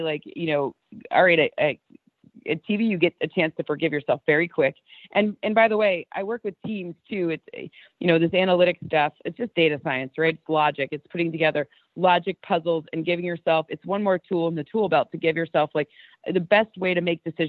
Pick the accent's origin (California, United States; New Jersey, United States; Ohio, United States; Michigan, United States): Michigan, United States; Lions country; we're Lions people. We grew up in Lions country.